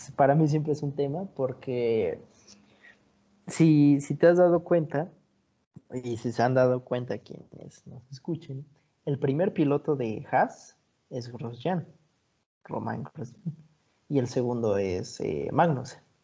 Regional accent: Mexico; siendo mexicano

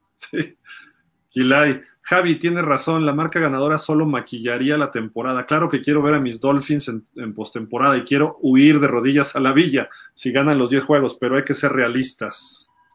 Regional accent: Mexico

